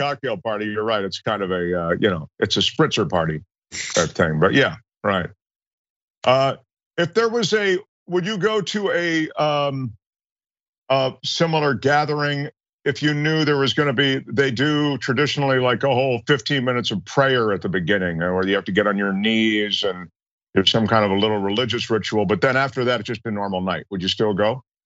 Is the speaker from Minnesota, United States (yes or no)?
no; Washington, District of Columbia, United States; now in Los Angeles, United States; I grew up in Washington D.C.